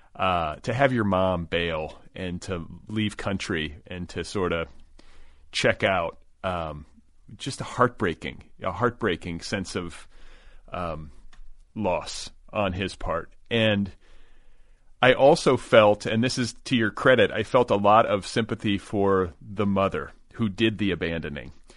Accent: Los Angeles, California, United States; as a Los Angelino

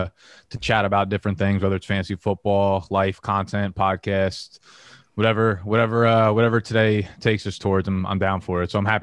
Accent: New Jersey, United States; now in Brooklyn, United States; So I was actually born in Brooklyn down in Coney Island. I only lived there for a couple of years. Ended up moving to Jersey with my mom and my sister really young. And we were in Jersey for, I want to say like 25 years.

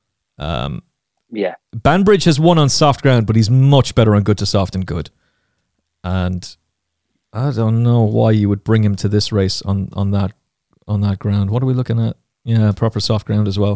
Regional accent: Castlecomer, Leinster, Ireland; my hometown of Castlecomer in Kilkenny

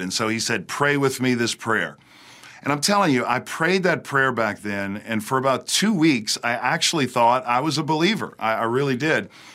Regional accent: outside New Orleans, South Louisiana, United States; now in Hendersonville, United States; I was raised in South Louisiana, right outside of New Orleans

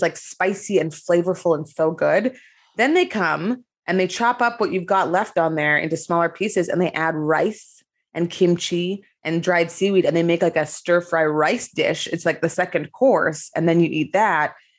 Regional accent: Canada; also born or lived in South Korea; now in Los Angeles, United States; I'm Canadian.

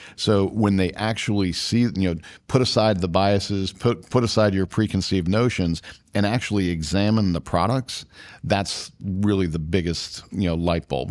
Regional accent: Washington, District of Columbia, United States; I grew up in D C

